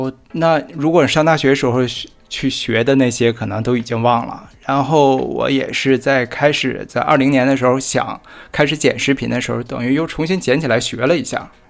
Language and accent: Chinese; Harbin, Heilongjiang, China; accent: northern; 我在哈尔滨， 哦，在哈尔滨， 算算是土生土长吧，但是，呃，祖籍是福建。我爷爷是从福建到的哈尔滨，大概是一九五几年的时候。